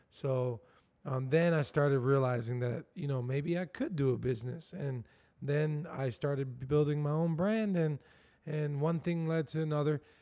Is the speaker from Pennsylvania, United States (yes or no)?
no; Camden, New Jersey, United States; born there; I come from a, I was born in Camden, New Jersey, so it was